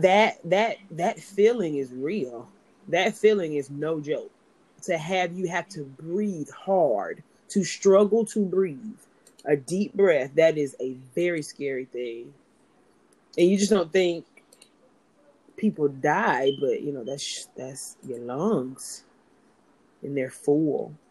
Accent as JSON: {"language": "English", "town": "Greenville", "region": "South Carolina", "country": "United States", "moved": "as an adult", "lives_now": "Los Angeles, United States", "said": "I'm from Greenville, South Carolina"}